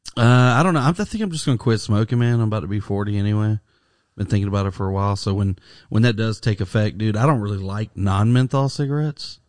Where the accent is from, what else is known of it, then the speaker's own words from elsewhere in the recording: Alabama, United States; when I was growing up in Alabama